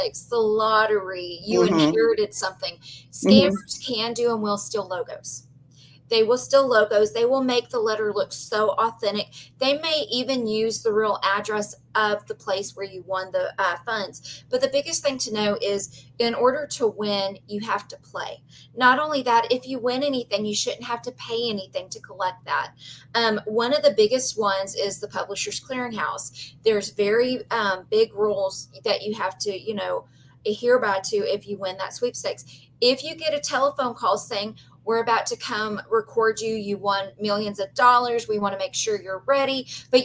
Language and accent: English; Belmont, Texas, United States; I grew up in Belmont, Texas